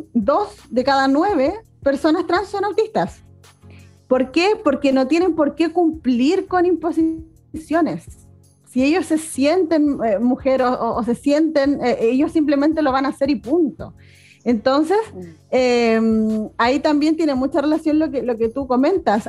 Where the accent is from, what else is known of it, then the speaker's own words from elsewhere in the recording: Chile; aquí en Chile